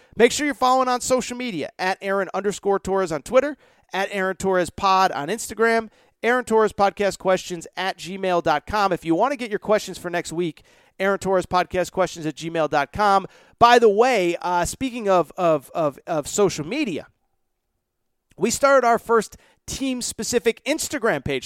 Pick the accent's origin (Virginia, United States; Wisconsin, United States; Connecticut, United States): Connecticut, United States; my home state of Connecticut